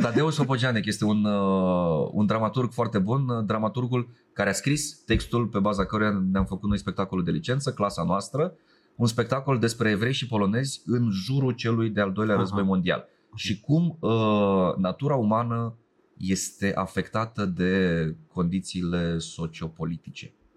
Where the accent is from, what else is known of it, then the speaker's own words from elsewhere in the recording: Romania; zona mea în care se vorbește rusa